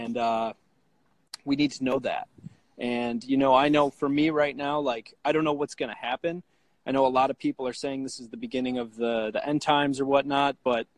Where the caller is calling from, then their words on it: Deerfield, Illinois, United States; So I'm from, I live in Deerfield, Illinois. It's a suburb of Chicago.